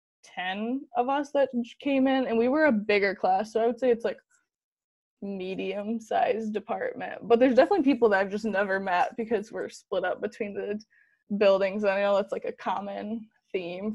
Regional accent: Grant, Michigan, United States; also born or lived in Grand Rapids, Michigan; So I grew up in Grand Rapids, Michigan. Originally, when I was in the third grade, we moved to Grant, Michigan, which is a very small town

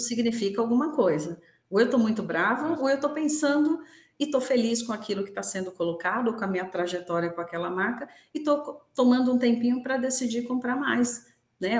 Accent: Brazil; nós, como brasileiros

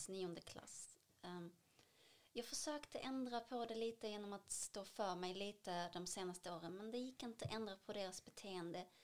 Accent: Damascus, Damascus Governorate, Syria; now in Sweden; Jag föddes 1992 i Damaskus, Syrien.

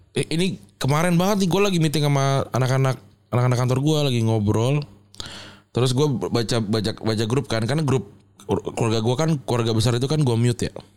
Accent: Semarang, Central Java, Indonesia; moved away; gue sudah tumbuh besar di Semarang

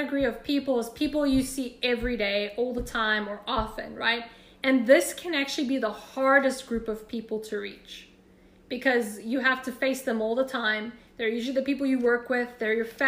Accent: South Africa; moved away as an adult; now in United States; I love your accent, where are you from? And then I'd be like, South Africa

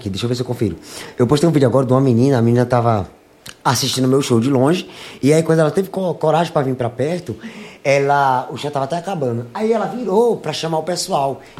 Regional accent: Pernambuco, Brazil; also born or lived in São Paulo; Nasci em São Paulo, me criei em Pernambuco, né, com a minha tia

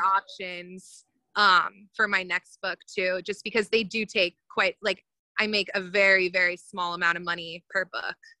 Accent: suburbs of Chicago, Illinois, United States; also born or lived in Indianapolis, Indiana; from the suburbs of Chicago

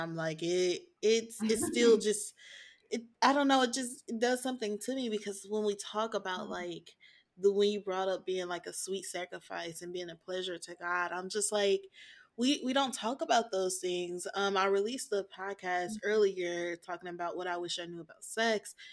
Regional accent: the South, United States; I was born in the South, and so I was only taught no sex or save sex for your husband

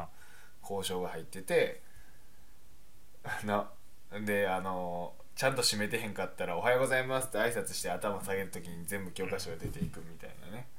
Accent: Kyoto, Japan; moved away as an adult; now in Kanto, Japan; 僕、京都です

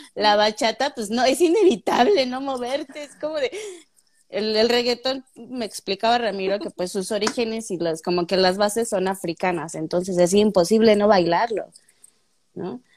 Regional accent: Taxco, Guerrero, Mexico; yo soy de Tasco

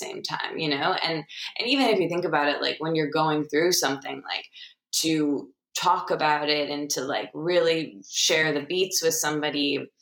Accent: Michigan, United States; I'm from Michigan

